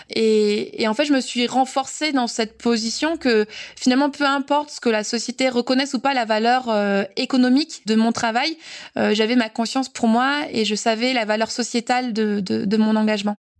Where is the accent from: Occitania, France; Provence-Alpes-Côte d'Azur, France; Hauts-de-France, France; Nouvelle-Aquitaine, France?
Provence-Alpes-Côte d'Azur, France; Briançon; Briançon, donc ma ville natale